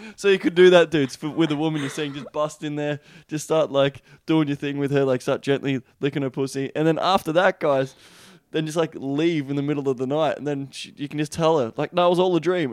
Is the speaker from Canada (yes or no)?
no; Australia; accent: Australian; my Australian accent